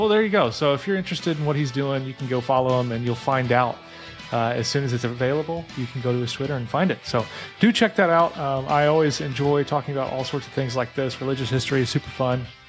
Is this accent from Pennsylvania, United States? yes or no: no; southern Illinois, United States; moved away; I grew up in Illinois, uh, southern Illinois